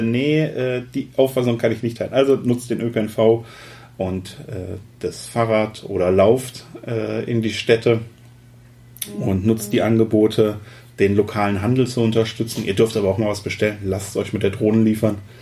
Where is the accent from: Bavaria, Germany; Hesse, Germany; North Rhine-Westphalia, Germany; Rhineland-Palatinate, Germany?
Hesse, Germany; ich komme ja aus Hessen